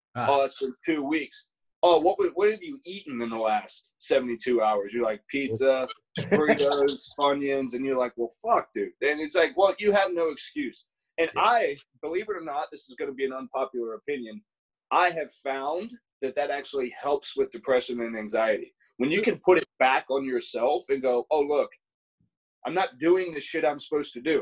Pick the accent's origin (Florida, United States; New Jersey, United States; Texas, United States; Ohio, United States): Ohio, United States; moved away as an adult; I was a kid from Ohio.